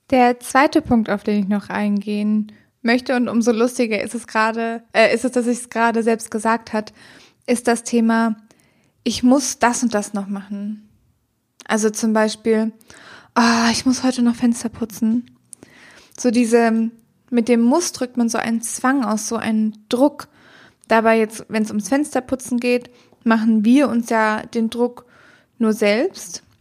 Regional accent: Germany; wir sind wahnsinnig privilegiert, hier in Deutschland aufgewachsen zu sein

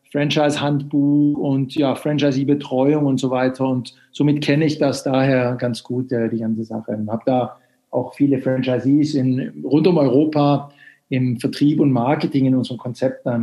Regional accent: Sweden; now in Germany; Und ich bin äh, Schwede, wie man vielleicht am Namen hört, aber lebe ungefähr zwei Drittel meines Lebens schon in Deutschland.

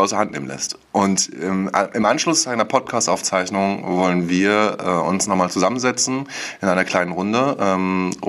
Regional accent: Wismar, Mecklenburg-Vorpommern, Germany; ich bin 32 Jahre alt, ich komme aus Wismar, ähm, einer wunderschönen Stadt an unserer schönen Ostseeküste.

